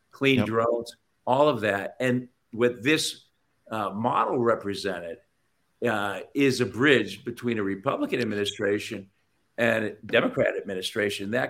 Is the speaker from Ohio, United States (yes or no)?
yes; Ohio, United States; I grew up in Ohio. That white picket fence, that dog, and 2.5 children.